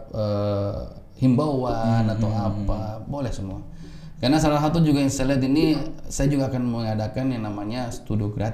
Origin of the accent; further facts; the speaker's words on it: Makassar, South Sulawesi, Indonesia; di kota saya Makassar.